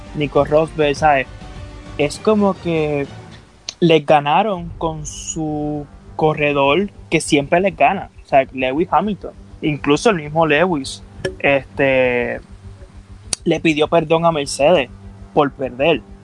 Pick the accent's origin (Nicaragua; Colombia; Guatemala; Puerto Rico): Puerto Rico; yo siempre tengo el Puerto Rico en el, en el corazón